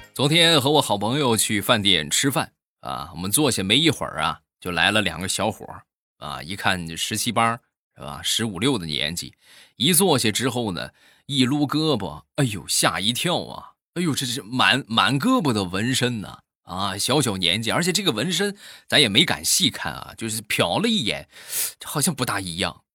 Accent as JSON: {"language": "Chinese", "region": "Shandong", "country": "China", "said": "我们山东人呐，吃葱是必不可少的"}